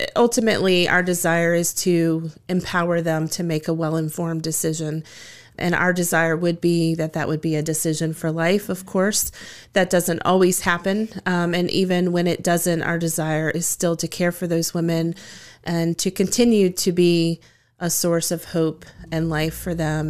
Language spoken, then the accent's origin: English; Woodstock, Virginia, United States; now in Harrisonburg, United States; I grew up in Woodstock in Shenandoah County